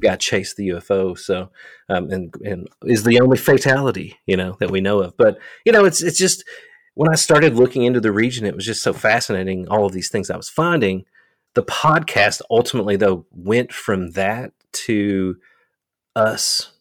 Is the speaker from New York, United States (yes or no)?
no; Eastern Kentucky, United States; moved away as an adult; now in Somerset, Kentucky, United States; I'm from Eastern Kentucky, a small town